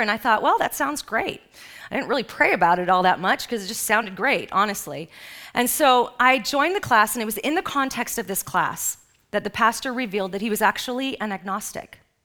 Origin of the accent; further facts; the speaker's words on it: Los Angeles, California, United States; I grew up in Los Angeles